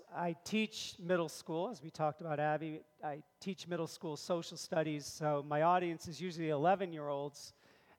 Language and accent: English; Clifton Park, New York, United States; I grew up in Clifton Park and attended the Shenandoah schools all the way from kindergarten all the way through graduation